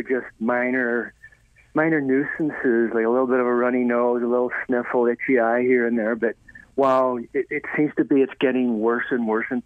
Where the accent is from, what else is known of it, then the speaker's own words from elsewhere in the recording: Ireland; moved away; I was raised in Ireland